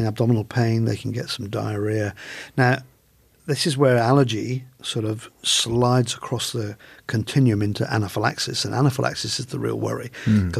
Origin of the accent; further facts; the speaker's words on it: England, United Kingdom; now in Australia; I'm an Englishman.